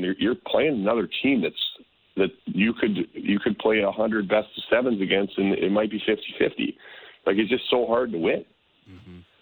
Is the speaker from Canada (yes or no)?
yes; Calgary, Alberta, Canada; now in Minnesota, United States; I grew up in Calgary mostly